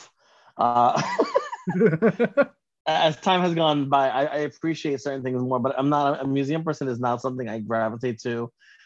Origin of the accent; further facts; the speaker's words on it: New York City, New York, United States; I am born and raised in New York City, Midtown Manhattan.